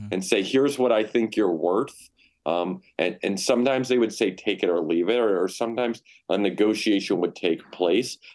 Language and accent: English; Ohio, United States; I'm from Ohio